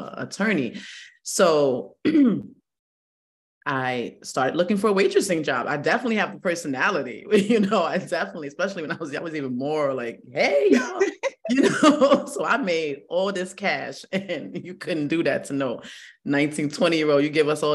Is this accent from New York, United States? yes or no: yes; New York City, New York, United States; moved away as an adult; also born or lived in Stroudsburg, Pennsylvania; I'm from the Bronx where there was no trees, and I'm 44, so I'm from the old Bronx